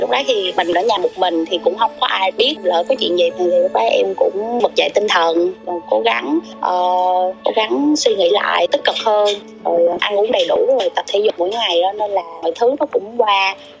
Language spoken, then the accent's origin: Vietnamese; Binh Dinh, Vietnam; quê của em là ở bình định